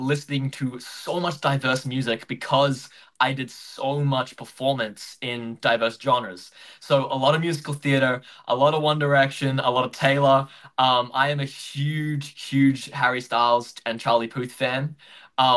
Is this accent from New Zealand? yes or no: no; Gold Coast, Queensland, Australia; now in Brisbane, Australia; I grew up on the Gold Coast. That's where I was born, in Queensland. But now I live in Brisbane